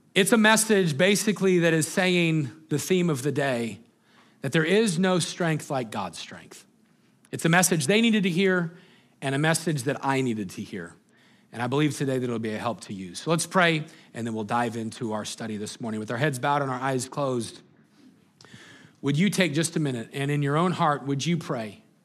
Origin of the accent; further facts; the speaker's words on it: Greeley, Colorado, United States; we grew up in Greeley, Colorado